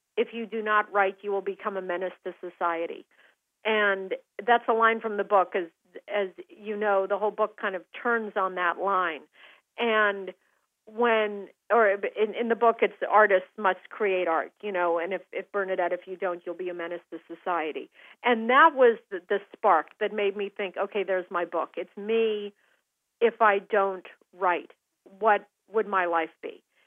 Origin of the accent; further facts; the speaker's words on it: Aspen, Colorado, United States; now in Seattle, United States; growing up in Aspen